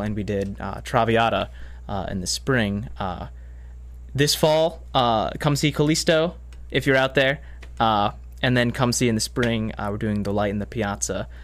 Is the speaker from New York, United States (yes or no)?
no; Massachusetts, United States; moved away as an adult; now in Madison, United States; I'm from Massachusetts, uh, where I did school and was raised and born